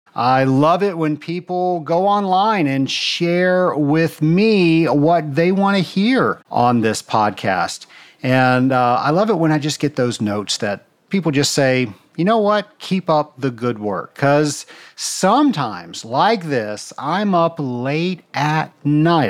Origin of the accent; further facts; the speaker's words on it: Atlanta, Georgia, United States; my hometown in Atlanta, Georgia